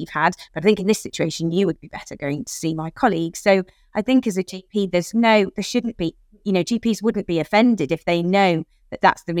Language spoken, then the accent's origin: English; United Kingdom; we are British